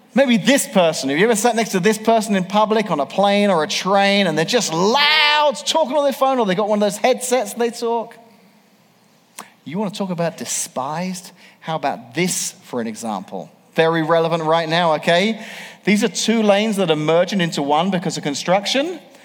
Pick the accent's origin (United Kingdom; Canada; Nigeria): United Kingdom; England; moved away as an adult; now in Washington, Illinois, United States; 25 years ago, I moved to America. 25 years ago, 1994, I grew up in England